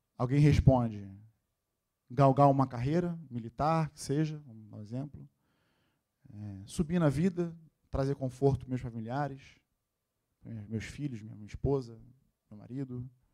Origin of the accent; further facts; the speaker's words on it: Rio de Janeiro, Brazil; Nascido e criado na Tijuca